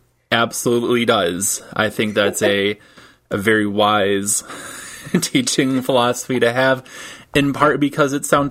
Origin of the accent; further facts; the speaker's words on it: Michigan, United States; moved away; also born or lived in Tampa, Florida; I grew up in Michigan, and so we do the thing with the mitten.